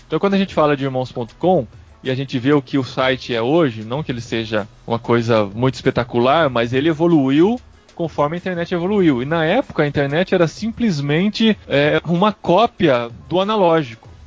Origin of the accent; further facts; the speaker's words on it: Piracicaba, São Paulo, Brazil; como uma criança no interior de São Paulo, sou de Piracicaba